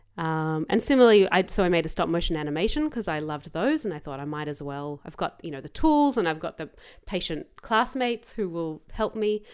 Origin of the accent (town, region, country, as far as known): Melbourne, Victoria, Australia; born or raised there